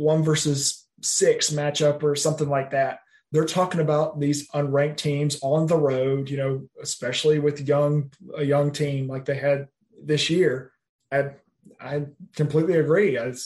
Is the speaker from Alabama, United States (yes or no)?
yes; Birmingham, Alabama, United States; We grew up in Birmingham.